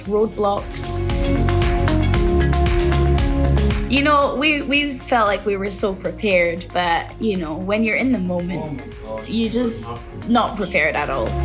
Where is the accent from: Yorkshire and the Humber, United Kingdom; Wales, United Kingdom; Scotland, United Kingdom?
Scotland, United Kingdom; moved away as an adult; now in Nantong, China; I'm from Scotland